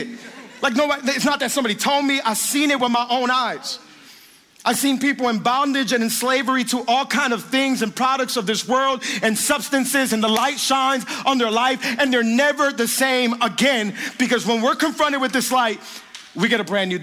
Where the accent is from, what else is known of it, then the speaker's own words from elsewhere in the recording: Miami, Florida, United States; I was born and raised in Miami, lived here my whole life. I'm from the 305